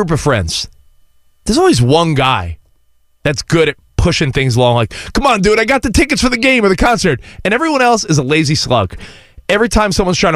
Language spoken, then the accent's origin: English; New York, United States; now in Southern California, United States; I grew up in New York.